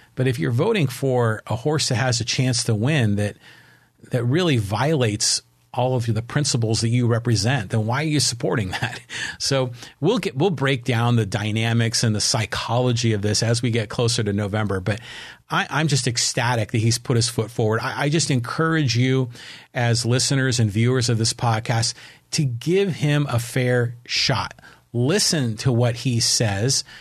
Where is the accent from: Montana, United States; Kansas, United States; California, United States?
California, United States; San Francisco; born or raised there